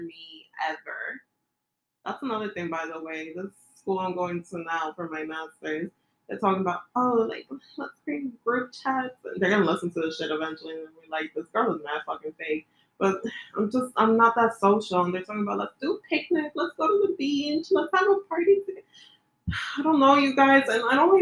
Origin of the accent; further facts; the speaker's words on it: New York City, New York, United States; I grew up here in the Bronx